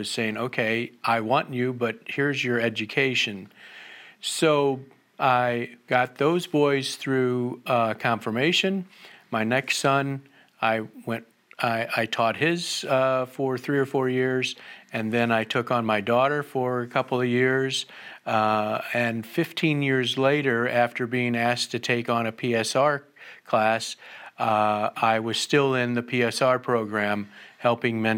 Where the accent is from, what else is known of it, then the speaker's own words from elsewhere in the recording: Jennings, Missouri, United States; I was raised in Jennings, which is in North County